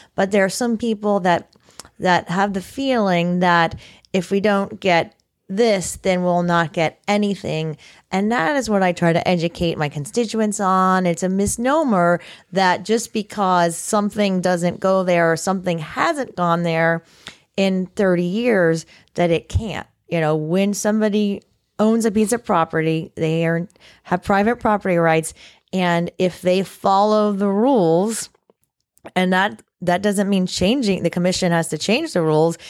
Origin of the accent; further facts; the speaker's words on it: Indiantown, Florida, United States; I grew up in Indian Town, Florida, which is the far, farthest west that you can get probably in Martin County